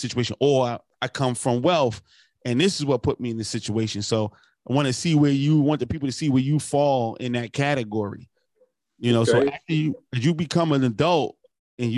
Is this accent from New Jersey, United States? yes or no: yes; New Jersey, United States; moved away as an adult; also born or lived in Columbia, South Carolina; I'm originally from New Jersey. So when I came to South Carolina for college